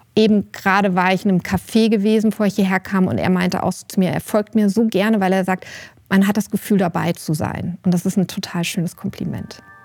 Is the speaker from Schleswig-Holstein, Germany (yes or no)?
no; Rüsselsheim, Hesse, Germany; now in Bad Nauheim, Germany; ich komme ja nicht aus der Wetterau, ich komme ja aus Rüsselsheim